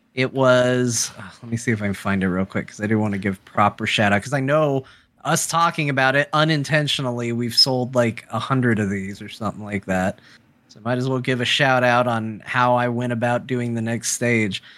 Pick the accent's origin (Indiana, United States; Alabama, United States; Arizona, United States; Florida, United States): Arizona, United States; I'm an American. I was born in Arizona